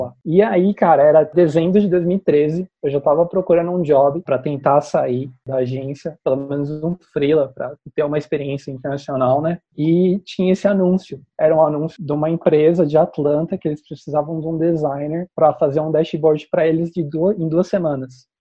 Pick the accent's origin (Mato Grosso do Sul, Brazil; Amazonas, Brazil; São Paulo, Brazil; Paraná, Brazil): São Paulo, Brazil; Campinas; Eu sou aqui de Campinas